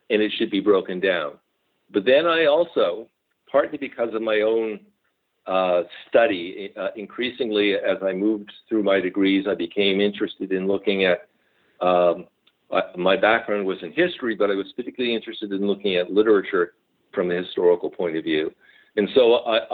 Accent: Montreal, Quebec, Canada; moved away; also born or lived in Fraser Valley, British Columbia; I grew up in Montreal.

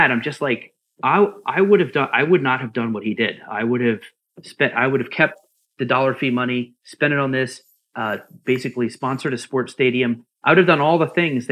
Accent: Philadelphia, Pennsylvania, United States; I'm from Philly.

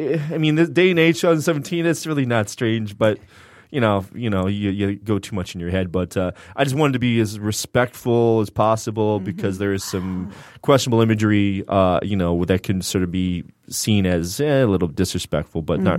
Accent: Canada; shout out to Canada, because I'm Canadian.

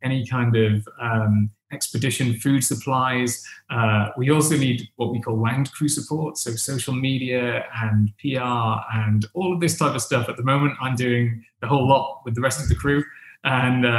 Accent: Wales, United Kingdom; now in London, United Kingdom; I'm Welsh

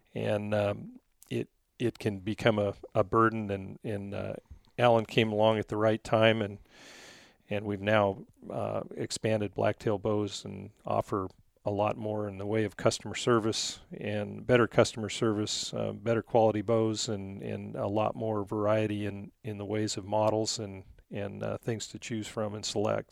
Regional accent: Goble, Oregon, United States; I grew up in, uh, a little town of Gobel, Oregon.

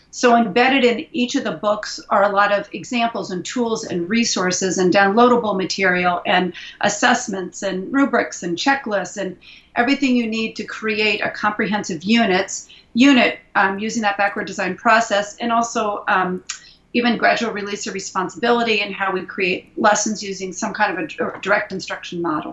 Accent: Indianapolis, Indiana, United States; now in San Francisco Bay Area, United States; I'm originally from Indianapolis, Indiana, but I've been living in the San Francisco Bay Area

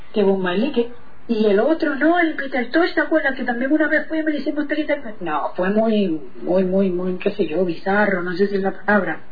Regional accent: Puerto Rico; moved away as an adult; also born or lived in Argentina / Sarasota, Florida; yo nací en Puerto Rico, em, formé parte de lo que fue toda la escena sky, reggae de, los 90, Allá en Puerto Rico

